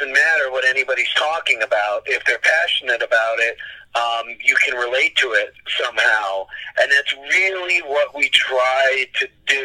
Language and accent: English; New York, United States; growing up in New York